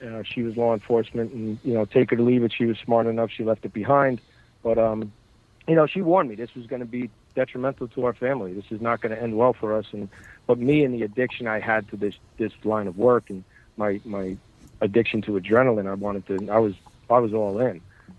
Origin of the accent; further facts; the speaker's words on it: Bayonne, New Jersey, United States; So I grew up in Hudson County in, you know, Jersey City, Bayonne, Hoboken. I grew up in Bayonne, New Jersey. That's okay. My neighborhood. So I was surrounded by it since birth.